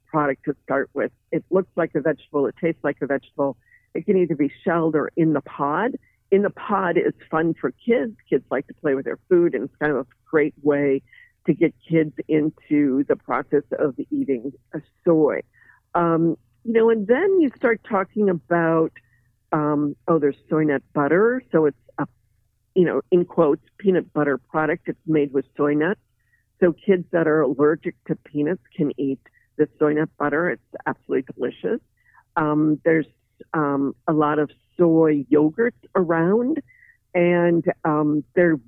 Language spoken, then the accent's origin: English; Midwest, United States; myself included, growing up in the Midwest